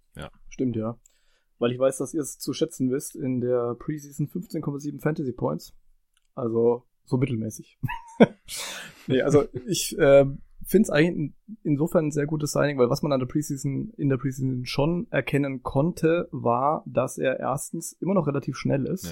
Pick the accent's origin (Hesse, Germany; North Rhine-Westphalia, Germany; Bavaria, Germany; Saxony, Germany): Bavaria, Germany; Franconia; ich bin ja Franke